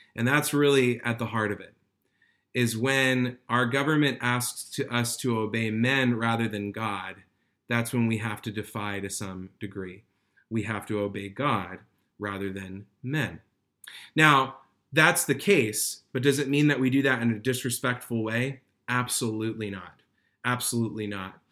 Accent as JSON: {"language": "English", "country": "United States", "said": "as American believers"}